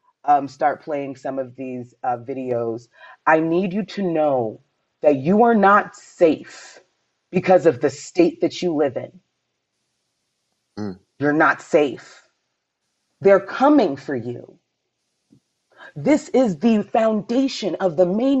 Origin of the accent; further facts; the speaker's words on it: Miami, Florida, United States; I grew up in Miami.